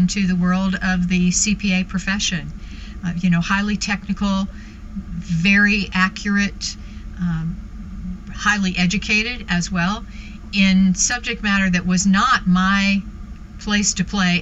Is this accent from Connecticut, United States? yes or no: yes; Weston, Connecticut, United States; also born or lived in Texas; I was born in Texas, but very quickly ended up outside of New York City in Weston, Connecticut, about 50 miles from the Big Apple, when my dad was transferred up there for work.